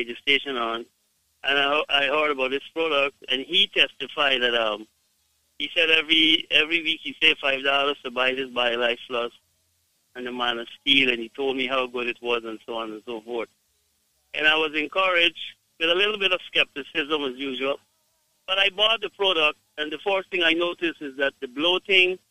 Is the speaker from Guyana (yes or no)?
yes; Guyana; I am from Guyana, but I have my wife is from Jamaica